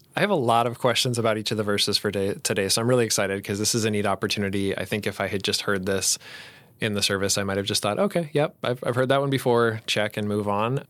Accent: Colorado, United States; also born or lived in Saint Paul, Minnesota; now in Roseville, United States; I grew up in Colorado

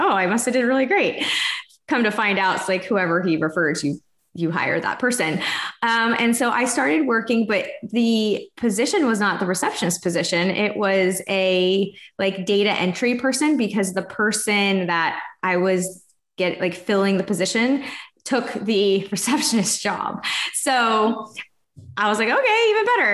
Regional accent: Texas, United States; moved away as an adult; also born or lived in Florida; I'm from Texas originally, but we moved from Florida because I went out there to go to school

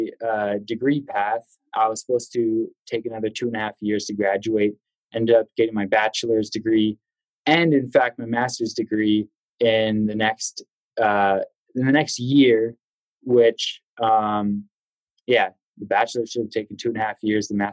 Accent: Vancouver, British Columbia, Canada; moved away as an adult; also born or lived in Denver, United States; now in United States; Originally, I'm from Vancouver, Canada. So that brought me to the United States

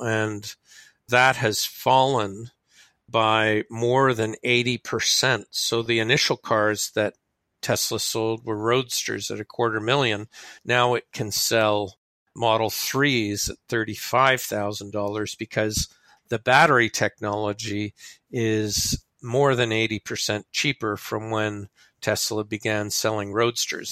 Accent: Canada; I'm a Canadian

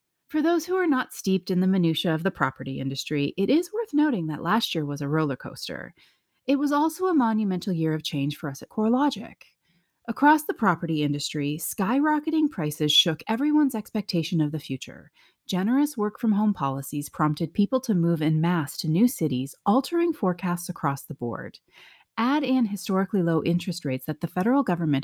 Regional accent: Canada; I am also Canadian

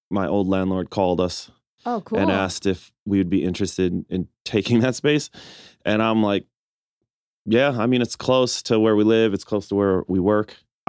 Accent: Milwaukee, Wisconsin, United States; I'm born and raised in Milwaukee, Wisconsin.

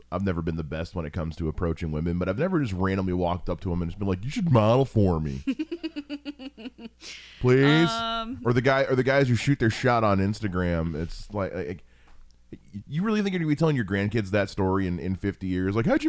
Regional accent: Akron, Ohio, United States; I grew up in Akron, so I get

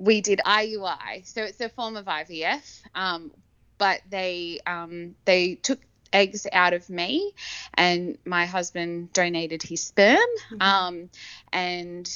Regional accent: Campbelltown, New South Wales, Australia; now in Brisbane, Australia; I am originally from Campbelltown in Sydney

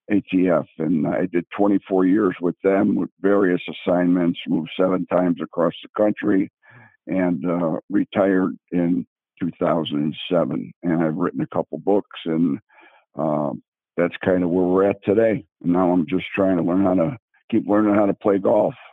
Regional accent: Chicago, Illinois, United States; moved away as an adult; also born or lived in Las Vegas; I grew up in Chicago on the South Side

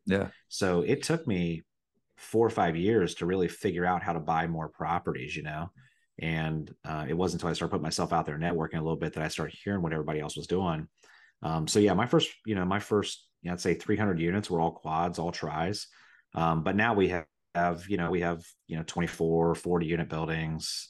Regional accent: Riverside, Ohio, United States; also born or lived in Dayton, Ohio; I was born in Dayton, but I grew up in Riverside, Ohio

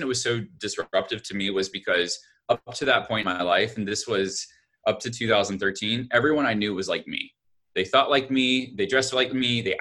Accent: Alabama, United States; I grew up in Alabama

